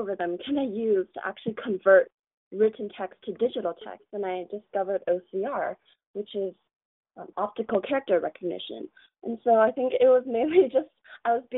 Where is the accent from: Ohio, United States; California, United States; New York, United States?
California, United States; Mountain View; I am actually born in America. I was born in Mountain View, but my parents have Chinese ancestry